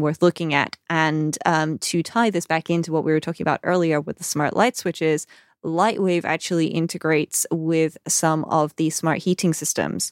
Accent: United Kingdom; we're British

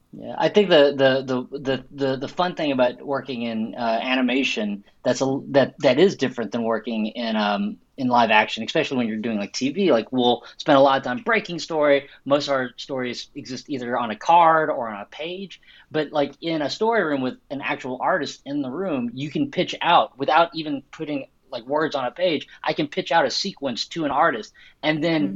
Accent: Arkansas, United States; I grew up in Arkansas

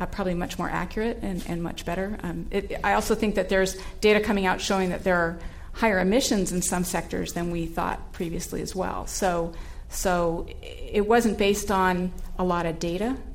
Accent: Southern California, United States; I grew up in Southern California in a family of big meat eaters

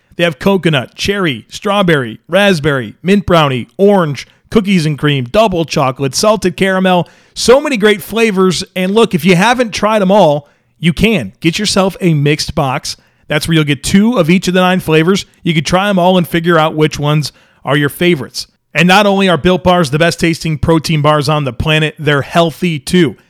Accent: Grand Island, New York, United States; moved away; also born or lived in Charlotte, North Carolina; I was born in Western New York, grew up on Grand Island, and my family and I moved to Charlotte, North Carolina in nineteen ninety-six

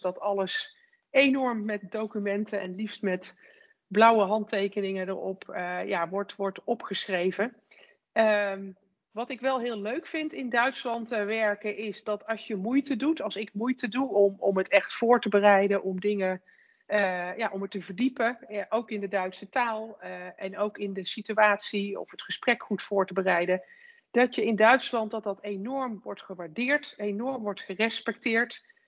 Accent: Netherlands; als, als Nederlanders

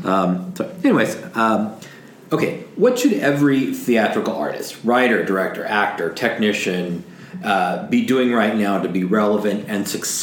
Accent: Southern California, United States; moved away as an adult; now in New York City, United States; we were both born and raised in Southern California. And because of what we wanted to do with our play and our careers, we moved to New York 2.5 years ago

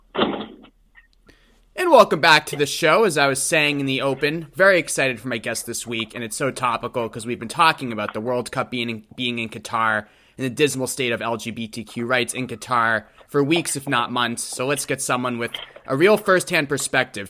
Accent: Boston, Massachusetts, United States; I grew up in Boston, Massachusetts, so you know, quite the different atmosphere.

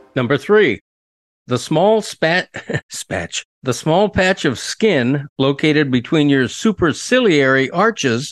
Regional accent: United States; as an American

